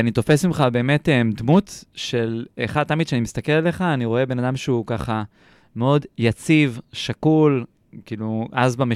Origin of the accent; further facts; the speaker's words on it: Kfar Saba, Central District, Israel; גדלתי, חונרתי, חונכתי, אפשר להגיד בורן עם כפר סבא